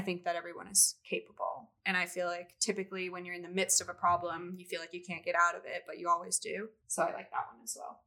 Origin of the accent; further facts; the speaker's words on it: Missoula, Montana, United States; moved away as an adult; also born or lived in Boise, Idaho; I grew up in Missoula, Montana, and I went to school at the University of Montana